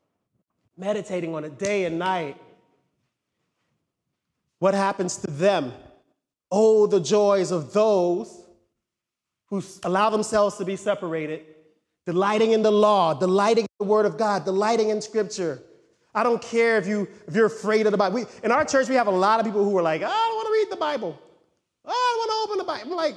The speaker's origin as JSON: {"language": "English", "country": "United States", "said": "we're American"}